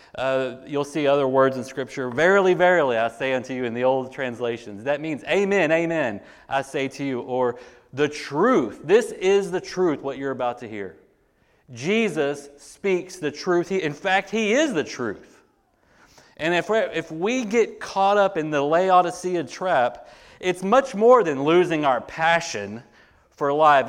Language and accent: English; United States; as American Christians